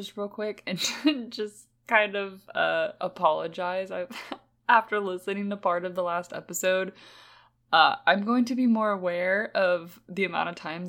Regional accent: Texas, United States; I'm from Texas, and I'm 6'3".

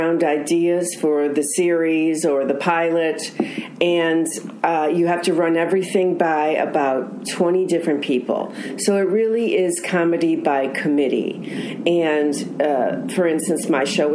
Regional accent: Chicago, Illinois, United States; moved away; I'm originally from the Chicago area, and I was a stand-up comic and an improviser there

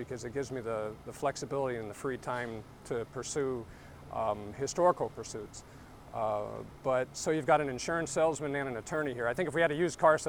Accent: Pennsylvania, United States; I'm also a native Pennsylvanian, 1987 graduate of Penn State University

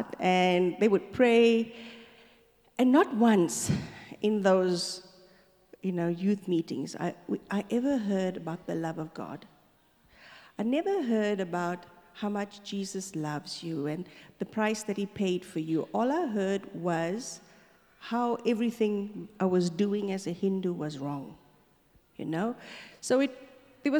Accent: Stanger, KwaZulu-Natal, South Africa; moved away as an adult; also born or lived in Darnall / Durban / Johannesburg; we moved to Stanger. So I grew up in Stanger. I did my whole schooling in a little sugarcane plantation town

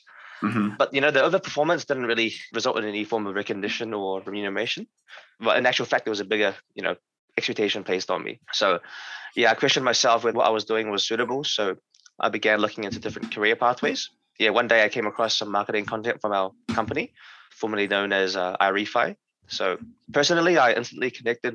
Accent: New Zealand; I'm from New Zealand, a small country in the Pacific Ocean.

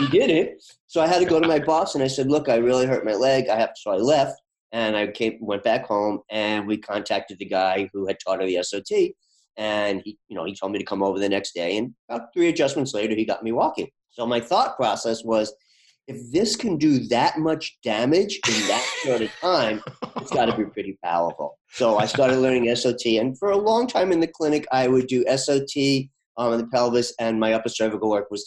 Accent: New York, United States; moved away as an adult; now in Boston, United States; I'm from New York

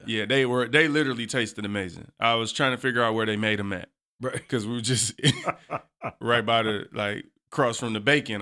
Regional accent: Detroit, Michigan, United States; I, too, was born and raised on the East Side

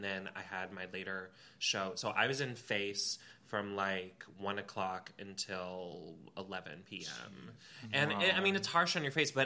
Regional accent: Atlanta, Georgia, United States; I'm from Atlanta

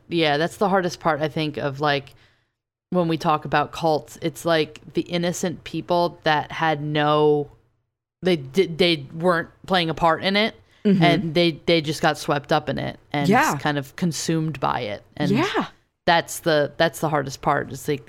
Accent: New Jersey, United States; I'm from Jersey.

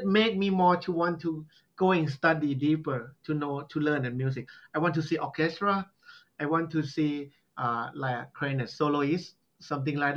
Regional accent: Southern Thailand, Thailand; English is a second language; now in Nakhon Ratchasima, Thailand; I'm from Southern. Very Southern, like almost close to Malaysia

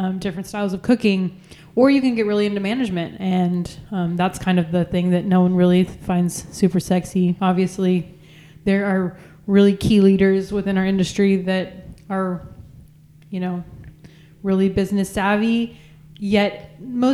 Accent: San Angelo, Texas, United States; I grew up in San Angelo, Texas, so very much in the middle of nowhere

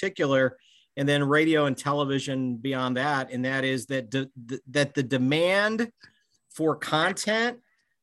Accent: Bloomington, Illinois, United States; also born or lived in Normal, Illinois; I was a young guy growing up in Bloomington, Illinois, and the pantograph would be delivered to our house in Normal

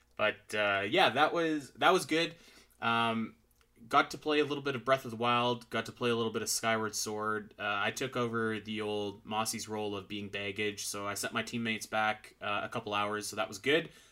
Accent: Canada; I'm Canadian.

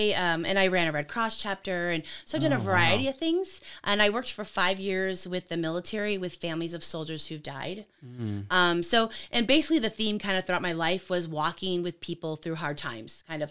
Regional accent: California, United States; also born or lived in Lansing, Michigan; So I was born in Lansing, actually. Moved out to California, grew up out there.

